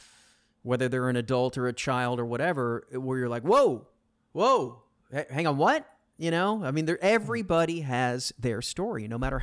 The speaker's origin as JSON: {"language": "English", "town": "Arlington", "region": "Texas", "country": "United States", "tie": "born or raised there", "said": "I grew up in Arlington on this canal, and we would swim every day and all that."}